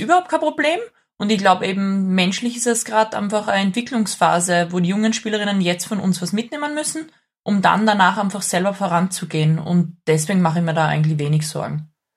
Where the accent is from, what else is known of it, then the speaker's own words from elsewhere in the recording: Graz, Styria, Austria; also born or lived in Thal; Ich bin in Graz geboren